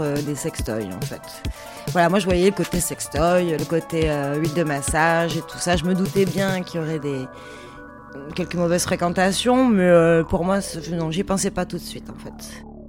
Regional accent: Marseille, Provence-Alpes-Côte d'Azur, France; now in near Paris, France; Je suis originaire de Marseille

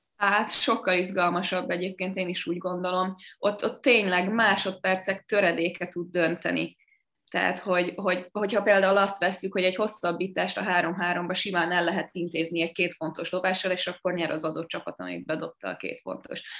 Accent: Sopron, Győr-Moson-Sopron, Hungary

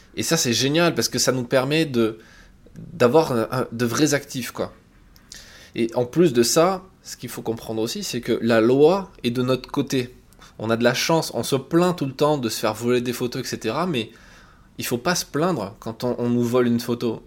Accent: France; quand on est français

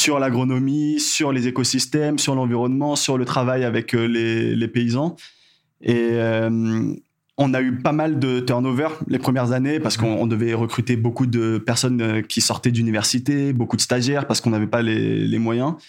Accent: Madagascar; also born or lived in Canada; en tant que malgache

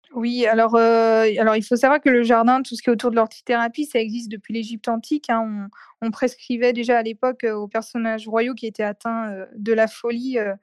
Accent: Nantes, Pays de la Loire, France; also born or lived in Saint-Nazaire; je suis de Nantes

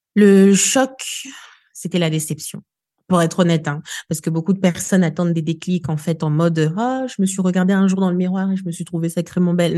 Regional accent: Kinshasa, DR Congo; moved away as an adult; now in Grenoble, France; moi j'ai grandi euh, ici à Kinshasa où je suis du coup, je suis arrivée en France à mes 20 ans

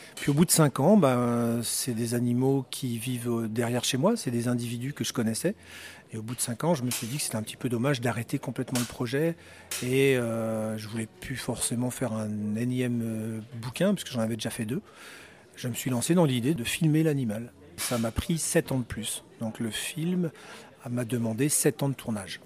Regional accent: Brittany, France; now in Switzerland; Je suis breton, je vis effectivement en Suisse et j'ai maintenant effectivement la nationalité suisse

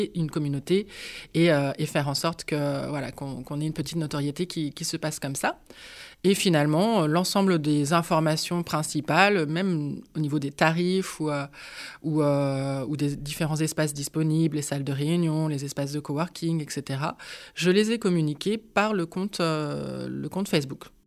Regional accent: Nantes, Pays de la Loire, France; je suis nantaise hein, d'origine, même si j'ai eu l'occasion de vadrouiller à droite et à gauche en France.

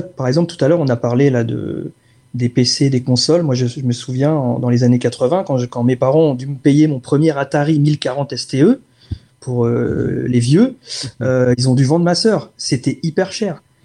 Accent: France; Ils savent qu'on est français, ils reconnaissent la langue

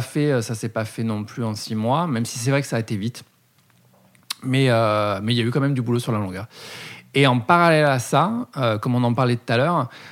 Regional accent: Bordeaux, Nouvelle-Aquitaine, France; je suis né à Bordeaux

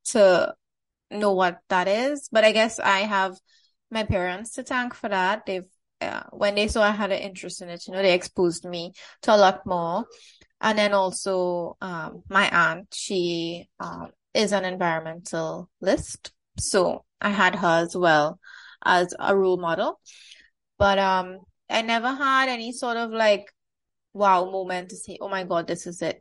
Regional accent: Trinidad & Tobago; I, I'm born, raised, still live in Trinidad

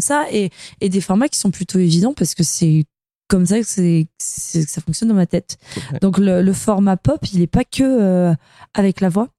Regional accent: France; moved away as an adult; also born or lived in Corsica / Var; now in Lyon, France; j'ai grandi en Corse et dans le Var

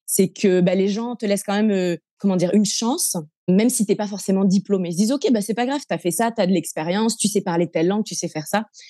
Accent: Montpellier, Occitania, France; moved away as an adult; also born or lived in Lebanon / Singapore; now in Indonesia; je suis originaire de Montpellier, dans le sud de la France. Euh, j'ai grandi avec euh, toute ma famille autour de moi

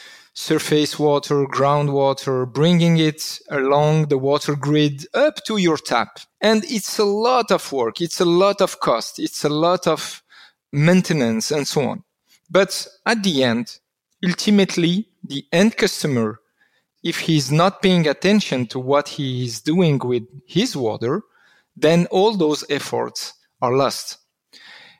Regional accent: Constantine, Constantine Province, Algeria; now in Switzerland; I was born in Algeria, in Constantine

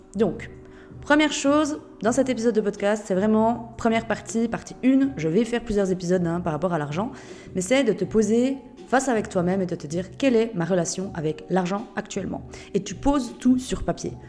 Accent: Switzerland; Je suis suisse de base. Et c'est vrai que je trouve que notre pays est merveilleux

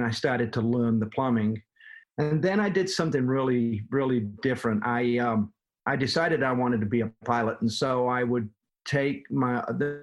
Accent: Manchester, North West England, United Kingdom; moved away as an adult; also born or lived in Los Angeles / Atlanta; now in United States; I have a little bit of an accent. I'm from Manchester, England.

